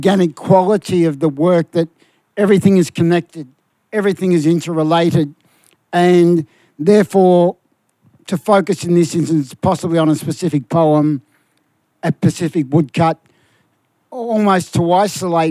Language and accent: English; Melbourne, Victoria, Australia; I come from Fitzroy